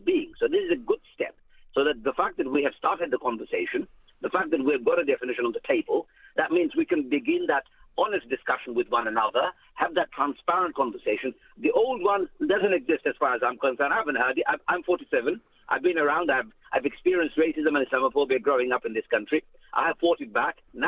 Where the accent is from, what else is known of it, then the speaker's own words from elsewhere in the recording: United Kingdom; I'm British too.